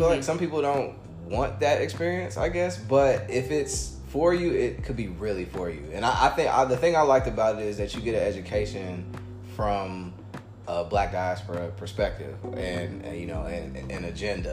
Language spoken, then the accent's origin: English; Indianapolis, Indiana, United States; moved away as an adult; also born or lived in East Coast / Atlanta, Georgia; now in Los Angeles, United States; I consider myself, I guess, raised in the Midwest for the most part.